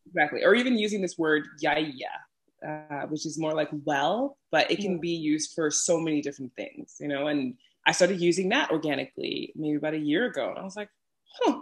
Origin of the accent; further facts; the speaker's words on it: New York City, New York, United States; moved away as an adult; now in Iceland; I'm from New York City, specifically oh. in Brooklyn, and was born and raised there before moving to Iceland